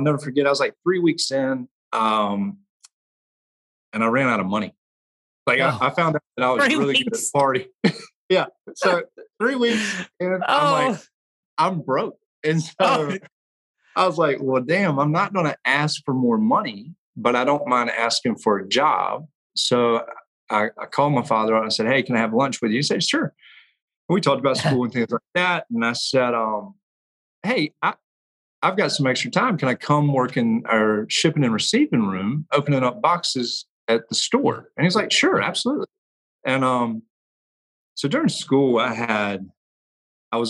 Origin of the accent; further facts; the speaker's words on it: Blythewood, South Carolina, United States; I was born in Blythewood, South Carolina, which is right outside of Columbia